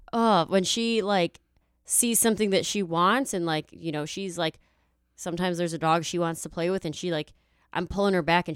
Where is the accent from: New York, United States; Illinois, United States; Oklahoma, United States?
Illinois, United States; Chicago; I grew up in the suburbs, and then I moved to the city when I was like 20.